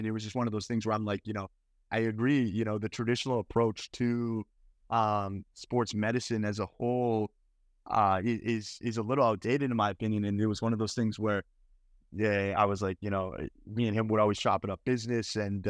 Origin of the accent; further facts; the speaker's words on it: Edmonton, Alberta, Canada; the physical market I'm from Edmonton, is only so big.